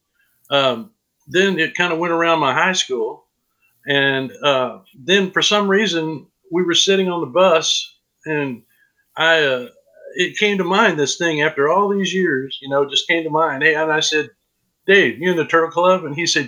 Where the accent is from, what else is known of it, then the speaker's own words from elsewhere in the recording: Kansas, United States; I grew up in Kansas